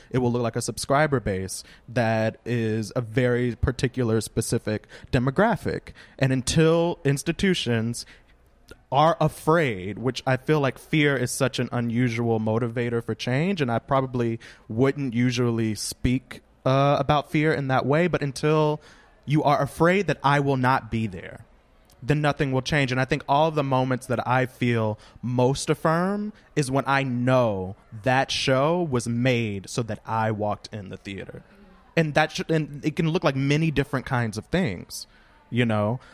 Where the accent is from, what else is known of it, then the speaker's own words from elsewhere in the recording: Louisiana, United States; now in Brooklyn, United States; I live in Brooklyn, but I am from Louisiana.